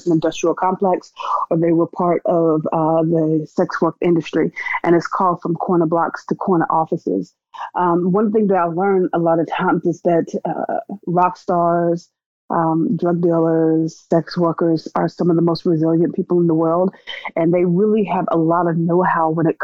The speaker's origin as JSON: {"language": "English", "town": "Wilson", "region": "North Carolina", "country": "United States", "tie": "born or raised there", "said": "I grew up in North Carolina. I was born in North Carolina in a little town called Wide Awake Wilson"}